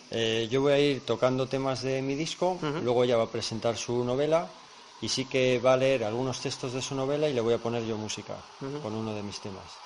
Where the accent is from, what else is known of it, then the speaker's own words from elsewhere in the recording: Aguilar de Campoo, Castile and León, Spain; yo soy muy de mi tierra